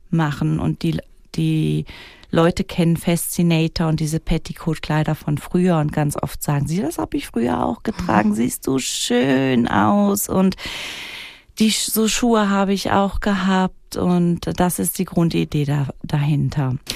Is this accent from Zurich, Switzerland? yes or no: yes; Wädenswil, Zurich, Switzerland; dann sage ich nicht, ich komme aus Klaunhausen, sondern dann sage ich, ich komme aus Wädenswil.